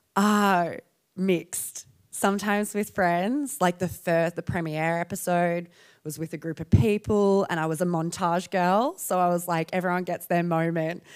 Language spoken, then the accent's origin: English; Perth, Western Australia, Australia; I'm from Perth